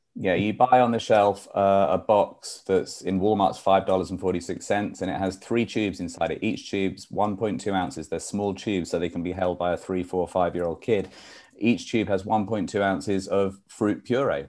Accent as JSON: {"language": "English", "country": "United Kingdom", "moved": "as an adult", "lives_now": "New York, United States", "said": "I'm a New Yorker because I've been here for 23 years. But um, I'm originally from the UK."}